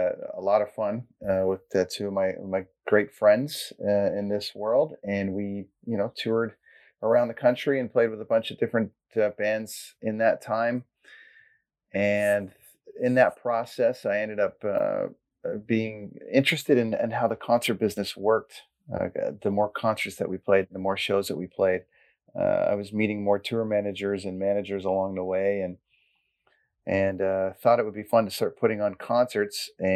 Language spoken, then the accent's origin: English; Port Perry, Ontario, Canada; moved away; I'm a Port Perry boy. Actually, you know, if I'm narrowing the field, I grew up in Caesarea and Blackstock area, and then I ended up going to Port Perry High School, and I went to Cartwright Public School.